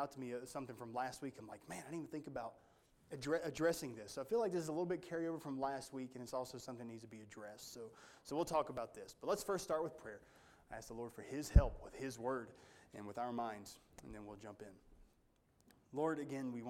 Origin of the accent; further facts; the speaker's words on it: United States; as an American, I'm not held to the Jewish law.